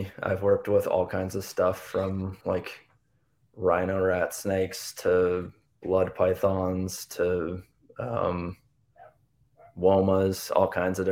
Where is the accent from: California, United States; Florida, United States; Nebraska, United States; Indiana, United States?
Florida, United States; Sarasota; now in Florida Panhandle, United States; I grew up in Sarasota